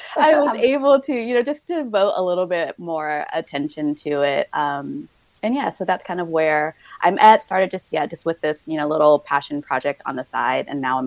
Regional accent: New Jersey, United States; also born or lived in New York / Florida / California; So I am originally from New Jersey, grew up in New Jersey, New York, Florida, California, before I made my way out here.

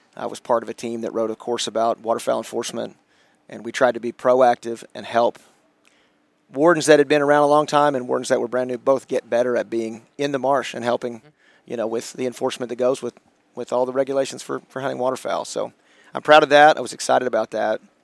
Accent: Sand Springs, Oklahoma, United States; I grew up in Sand Springs, Oklahoma.

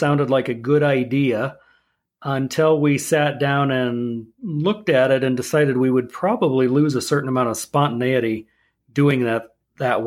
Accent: Nebraska, United States; I grew up in Nebraska on a cattle farm.

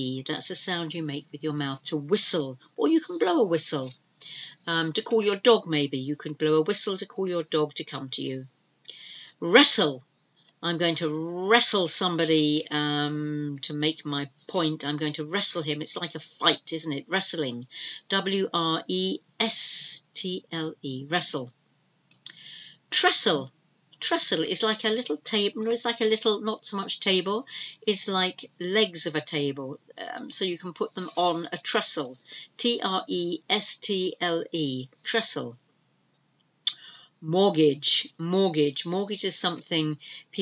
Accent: United Kingdom; We are the British, we are an island here in the UK

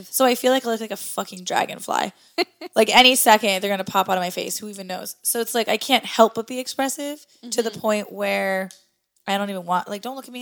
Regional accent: Midwest, United States; moved away as an adult; now in New England, United States; I come from the Midwest

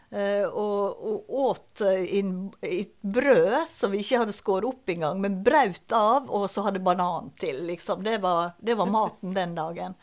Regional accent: Balestrand, Vestland, Norway; also born or lived in Høyanger; Eh, jeg er født på Høyanger sykehus. Eh, men så er jeg jo oppvokst i Balestrand.

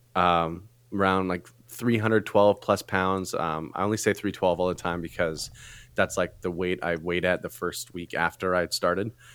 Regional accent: Canada; moved away as an adult; now in California, United States; I am Canadian

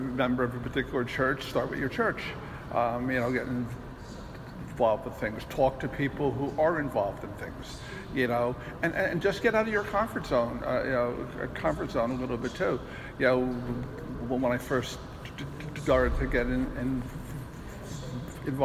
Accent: Mountainside, New Jersey, United States; also born or lived in Menlo Park Terrace, New Jersey; I grew up in Menlo Park, Terrace for a number of years, and then I moved to Mountainside

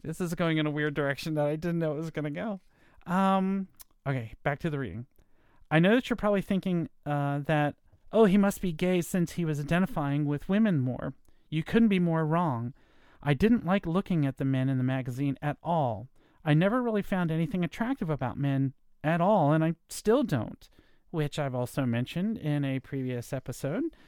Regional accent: Virginia, United States; I was born in Virginia, grew up in a nice neighborhood.

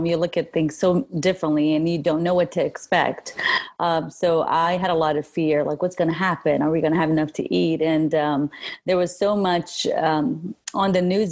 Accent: Kurdistan Region, Iraq; now in Middle Tennessee, United States; I'm originally from Kurdistan, northern Iraq. I moved here 30 years ago, so I call here my home

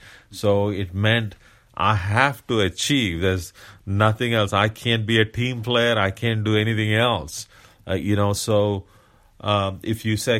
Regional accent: India; but as an Indian, coming from India, and the type of community I come from

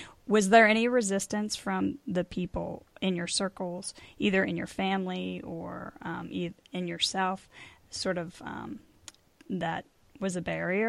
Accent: Pittsburgh, Pennsylvania, United States; Yeah, I'm from Pittsburgh

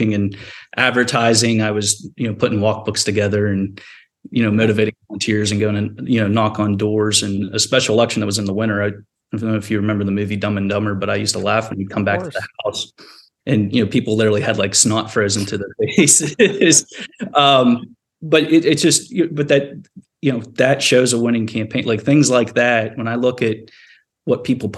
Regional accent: small coal town in Eastern Ohio, United States; I went to work in politics for my hometown congressman

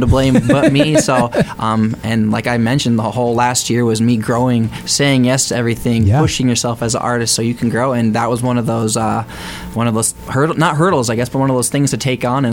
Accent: Detroit Lakes, Minnesota, United States; apparently that's my hometown, too

